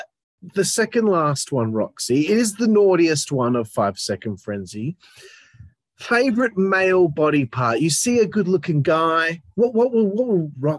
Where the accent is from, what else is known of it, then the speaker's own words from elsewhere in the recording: Australia; I'm from Australia